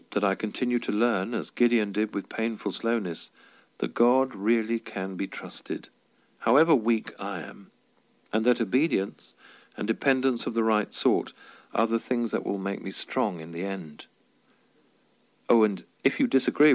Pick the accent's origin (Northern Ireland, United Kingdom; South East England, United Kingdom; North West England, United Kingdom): South East England, United Kingdom; Tunbridge Wells; walking through the mod and rocker-infested streets of my hometown